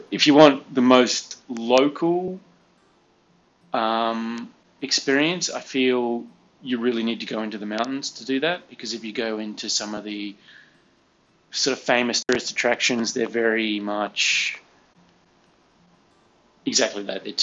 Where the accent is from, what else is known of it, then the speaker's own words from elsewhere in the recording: Australia; now in Taiwan; So for me as an Australian, where I'm used to going, even in the middle of the city, you can always find a quiet park where there's nobody